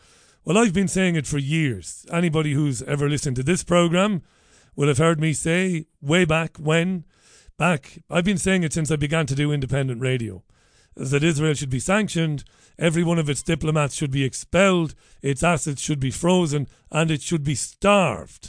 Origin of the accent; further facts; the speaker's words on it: Waterford, Munster, Ireland; ever since I was a baby boy growing up in Ballybeg in Waterford in the 1970s